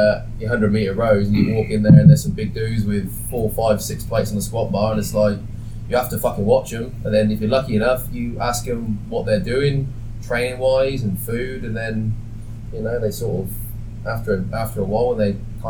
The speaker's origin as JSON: {"language": "English", "town": "Stroud", "region": "South West England", "country": "United Kingdom", "tie": "born or raised there", "moved": "yes", "lives_now": "Sydney, Australia", "said": "When you go back to fucking Stroud, if I go back there now, I guarantee the same fucking people are doing the same thing, same exercise in the same place"}